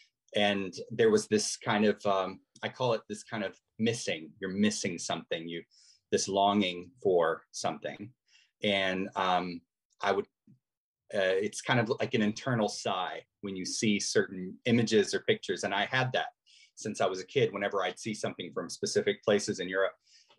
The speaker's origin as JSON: {"language": "English", "town": "Morelia", "region": "Michoacán", "country": "Mexico", "tie": "born or raised there", "also_born_or_lived": "Latin America", "said": "Well, my whole family's from Texas, but I was born as a missionary's kid and raised mostly in Latin America. I turned five in the first year we were in Morelia in Mexico. And so I grew up speaking Spanish and English as"}